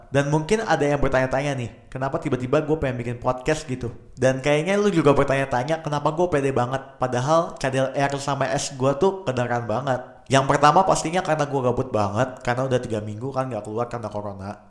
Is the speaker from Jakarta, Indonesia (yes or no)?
yes; Jakarta, Indonesia; dan gue orang Jakarta asli.